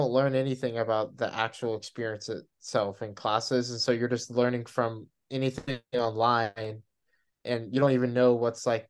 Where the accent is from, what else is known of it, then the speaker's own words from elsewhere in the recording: Texas, United States; I'm from Texas